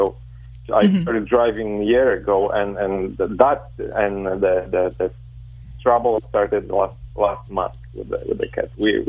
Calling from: Chicago, Illinois, United States; Chicago, Illinois.

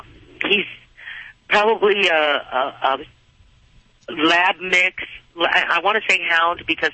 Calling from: Sun Valley, United States; I'm in Sun Valley.

